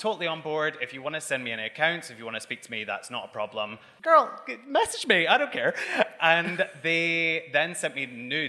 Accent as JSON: {"language": "English", "region": "Scotland", "country": "United Kingdom", "moved": "yes", "lives_now": "London, United Kingdom", "said": "obviously I'm Scottish"}